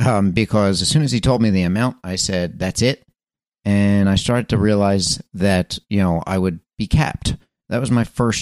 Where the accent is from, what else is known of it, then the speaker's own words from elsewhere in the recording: Philadelphia, Pennsylvania, United States; I was born in Philadelphia, Pennsylvania, for those of you that don't know my story. And, you know, when I was raised in that area, my father had a part-time business.